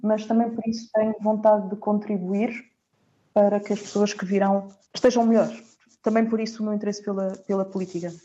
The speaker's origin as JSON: {"language": "Portuguese", "country": "Portugal", "also_born_or_lived": "Netherlands / Germany / Italy / Austria", "moved": "as an adult", "lives_now": "Brussels, Belgium"}